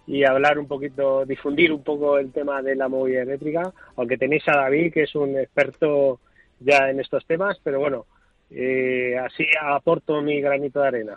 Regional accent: Valencian Community, Spain; yo soy valenciano

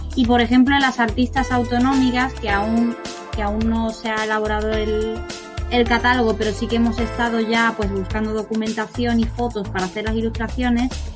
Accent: Huelva, Andalusia, Spain; also born or lived in Seville / Milan; yo soy de Huelva

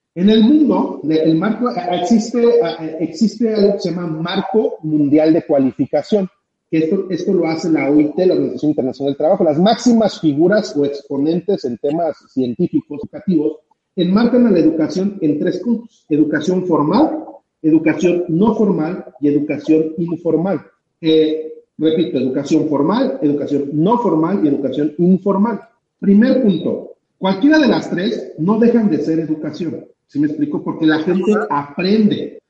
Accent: Mexico; nosotros como mexicanos

